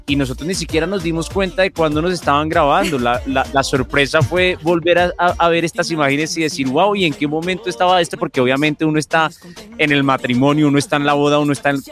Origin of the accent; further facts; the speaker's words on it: Colombia; como buen colombiano